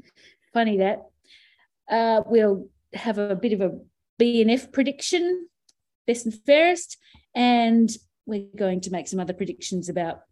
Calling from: New South Wales, Australia; And I'm coming from Guringai country too.

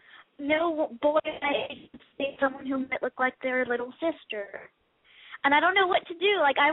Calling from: Texas, United States

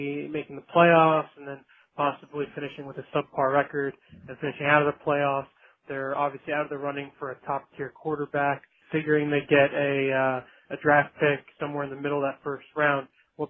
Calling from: Springfield, New Jersey, United States; I'm calling from Springfield, New Jersey.

